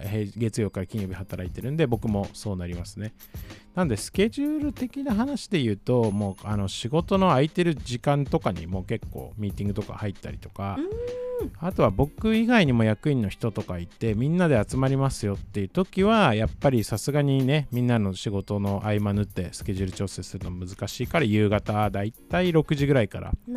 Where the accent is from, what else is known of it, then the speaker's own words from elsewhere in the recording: Japan; also born or lived in South America; 一番最初に日本来たのは生後3か月